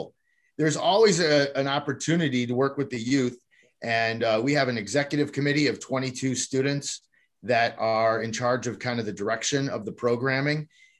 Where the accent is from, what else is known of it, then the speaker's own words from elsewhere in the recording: Northfield, Illinois, United States; also born or lived in Miami University, Ohio; now in Lake Zurich, United States; So I grew up in Northfield, Illinois, not too far from Lake Forest. I attended Glenbrook South High School.